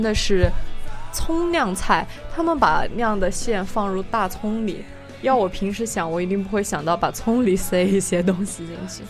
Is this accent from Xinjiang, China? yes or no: yes; Xinjiang, China; now in Seattle, United States; 我因为是来自新疆，然后呢，我，我的家离，就是离南方啊，中，中间，中原地区啊，都比较远